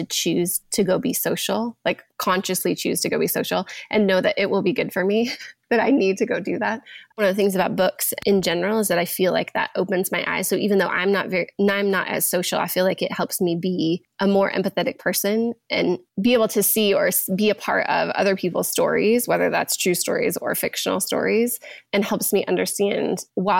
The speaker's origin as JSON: {"language": "English", "region": "Montana", "country": "United States", "tie": "born or raised there", "said": "I've always been a reader. I grew up in Montana, so a small rural town, and I could ride my bike to the library."}